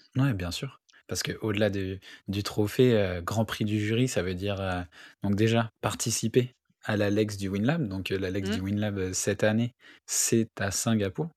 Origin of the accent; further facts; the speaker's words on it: Hauts-de-France, France; je suis aussi originaire du nord de France